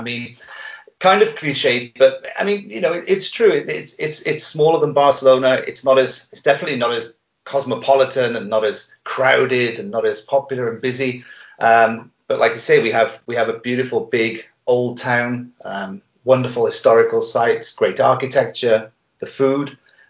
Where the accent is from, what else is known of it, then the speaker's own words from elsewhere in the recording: South Wales, United Kingdom; moved away as an adult; also born or lived in Prague, Czech Republic; now in Valencia, Spain; I'm from South Wales. I left the UK about 20 years ago. I ended up in Prague